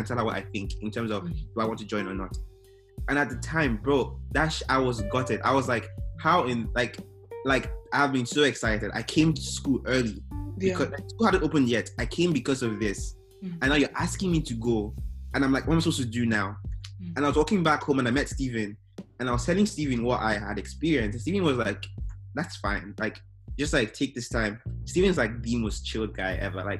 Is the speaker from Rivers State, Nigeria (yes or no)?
no; Imo, Nigeria; now in Texas, United States; Growing up in Nigeria